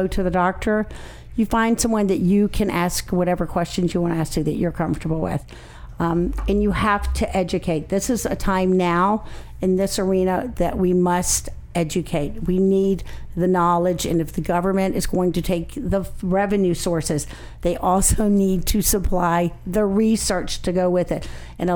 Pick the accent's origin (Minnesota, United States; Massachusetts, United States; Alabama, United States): Alabama, United States; I'm from Alabama.